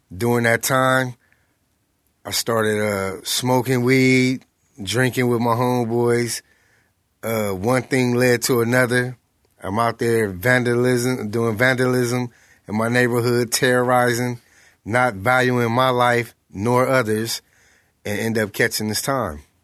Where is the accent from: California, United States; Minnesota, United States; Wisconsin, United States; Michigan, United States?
California, United States; Los Angeles; South Central Los Angeles